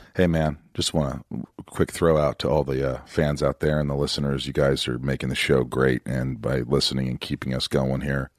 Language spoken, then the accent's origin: English; Southern Indiana, United States; I grew up in Southern Indiana